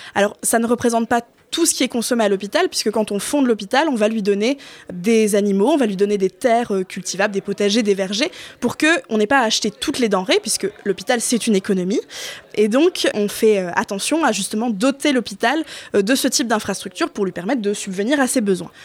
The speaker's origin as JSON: {"language": "French", "area": "Flanders", "region": "Hauts-de-France", "country": "France", "also_born_or_lived": "Artois", "said": "je suis revenue euh, sur mes terres, j'ai quitté l'Artois pour revenir en Flandre"}